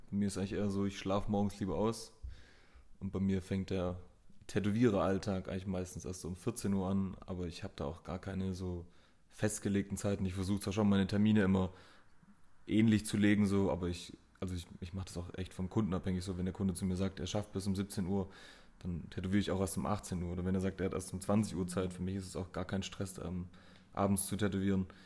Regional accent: Mössingen, Baden-Württemberg, Germany; äh, 27, ich komme aus Mössingen, habe mein Studio jetzt seit einem Jahr in Ofterding.

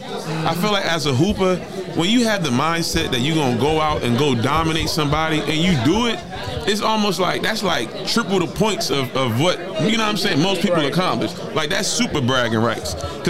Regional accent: Baltimore, Maryland, United States; now in Los Angeles, United States; I grew up in Baltimore. But living in L.A. for so long

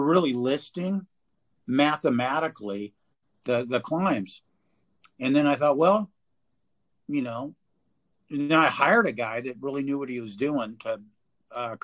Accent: California, United States; I'm from California

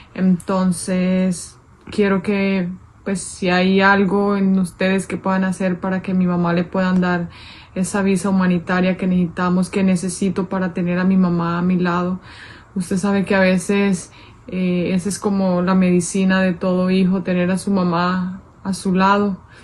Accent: Colombia; moved away as an adult; now in Stockton, United States; soy colombiana, vivo ya hace un año y tres meses en Stockton, California.

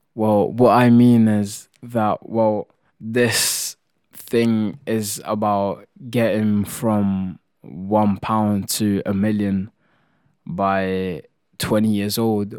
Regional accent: Italy; moved away; I come from Italy and that's what we do, we just like to cook

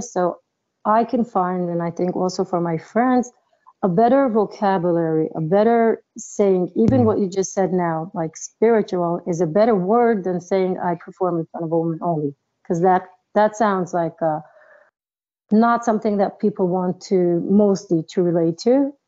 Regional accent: New York, United States; also born or lived in Israel; I was born in Israel, but I was raised up uh, when I was a child in New York

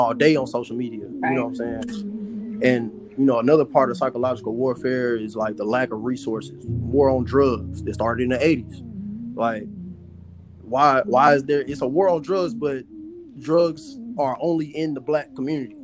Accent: Pine Bluff, Arkansas, United States; now in Houston, United States; my hometown, Pine Bluff

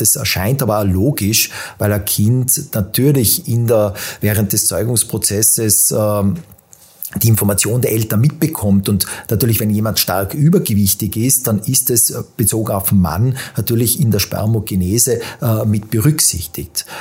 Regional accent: Tyrol, Austria; now in Vienna, Austria; bin äh, gebürtiger Tiroler, lebe seit vielen Jahren in Wien

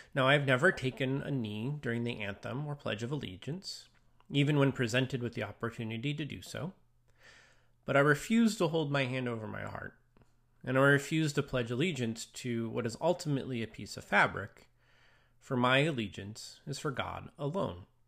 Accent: United States; also born or lived in Longview, Washington; as a Christian and as an American

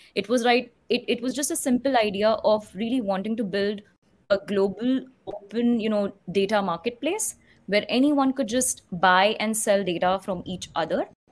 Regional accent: Mumbai, Maharashtra, India; moved away; I was actually born and brought up in Mumbai

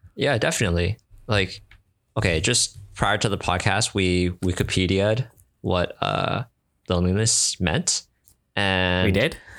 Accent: Canada; I'm from Canada.

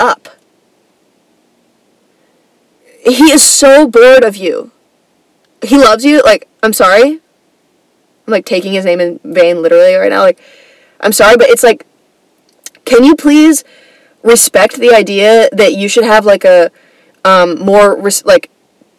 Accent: Atlanta, Georgia, United States; I grew up in Atlanta, like the Atlanta area, kind

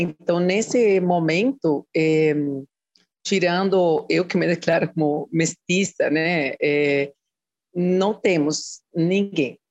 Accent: Costa Rica; Portuguese is a second language; moved away as an adult; now in Brazil; eu fiz a graduação na Costa Rica, né, de onde eu sou, e a pós-graduação aqui no Brasil

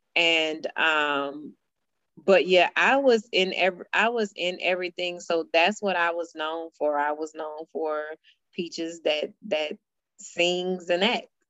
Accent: Baton Rouge, Louisiana, United States; we grew up ratchet in Baton Rouge

